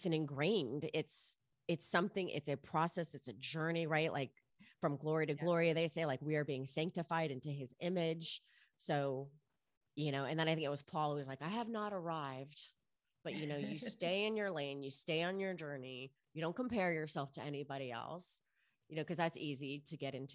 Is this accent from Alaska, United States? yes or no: no; Miami, Florida, United States; I grew up in Miami in the clubs